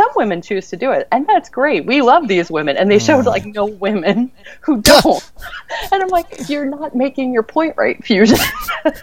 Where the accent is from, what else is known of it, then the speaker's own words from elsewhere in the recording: Chicago, Illinois, United States; now I'm from Chicago